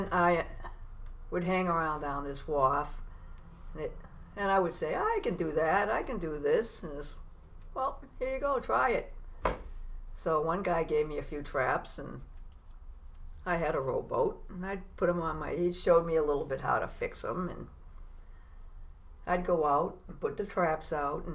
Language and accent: English; Beverly, Massachusetts, United States; also born or lived in Salem; I was born in Salem, but lived in Beverly most of my life.